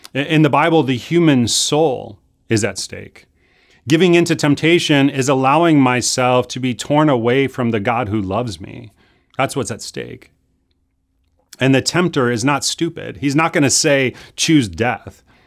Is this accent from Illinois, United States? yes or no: yes; Chicago, Illinois, United States; moved away; I grew up in Chicago